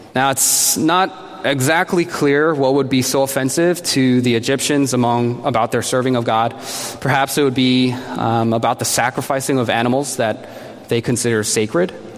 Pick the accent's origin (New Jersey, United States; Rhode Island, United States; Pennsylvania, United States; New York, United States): New Jersey, United States; now in Boston, United States; I'm a Korean American, born and raised in New Jersey. I'm living in Boston now